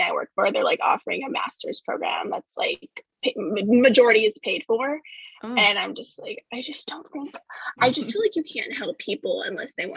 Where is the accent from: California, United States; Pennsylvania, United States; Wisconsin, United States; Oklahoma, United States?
California, United States; growing up in California